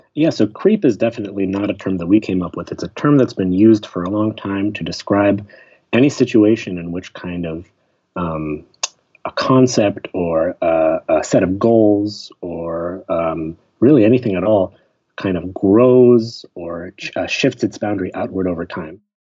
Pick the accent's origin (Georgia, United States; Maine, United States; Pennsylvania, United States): Pennsylvania, United States; Pittsburgh; moved away as an adult; also born or lived in Chicago; I grew up in Pittsburgh, which is a city, but uh, a pretty friendly, smaller city kind of in the Midwest, not quite the east, east coast of the United States